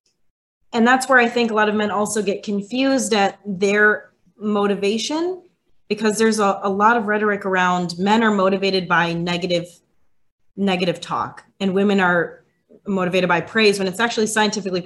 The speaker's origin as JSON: {"language": "English", "region": "Wisconsin", "country": "United States", "moved": "yes", "said": "I'm from Wisconsin originally."}